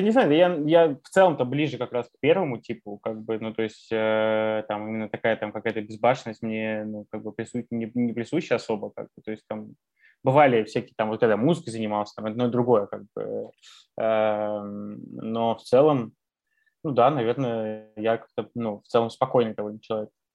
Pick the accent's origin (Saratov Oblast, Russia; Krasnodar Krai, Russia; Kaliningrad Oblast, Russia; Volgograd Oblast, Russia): Kaliningrad Oblast, Russia; Kaliningrad; moved away; also born or lived in Canada; я вырос в Калининграде